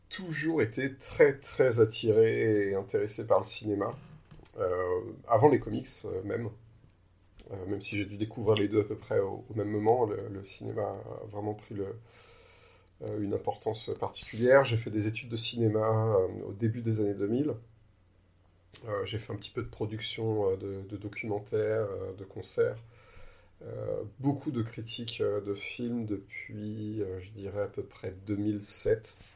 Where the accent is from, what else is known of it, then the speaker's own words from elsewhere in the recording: Lyon, Auvergne-Rhône-Alpes, France; je suis bien de Lyon